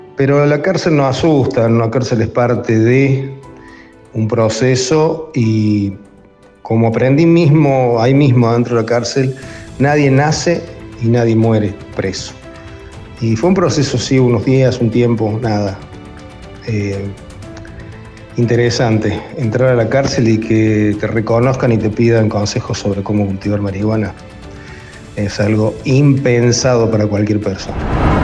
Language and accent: Spanish; Córdoba, Argentina; soy de Córdoba